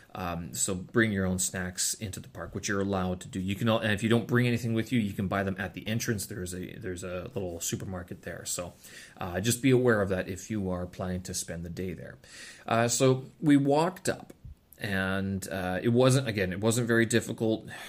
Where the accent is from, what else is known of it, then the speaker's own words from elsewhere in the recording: Winnipeg, Manitoba, Canada; visited my hometown when I was a kid